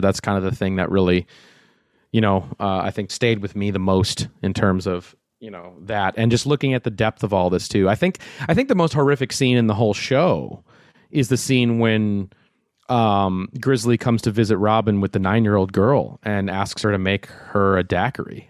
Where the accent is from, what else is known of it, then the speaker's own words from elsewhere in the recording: Minnesota, United States; growing up in Minnesota